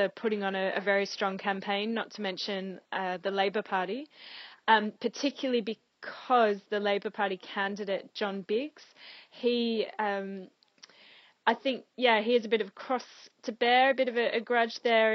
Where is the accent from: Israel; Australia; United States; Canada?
Australia; moved away as an adult; now in Tower Hamlets, United Kingdom; I am from Australia, but I am a British citizen now.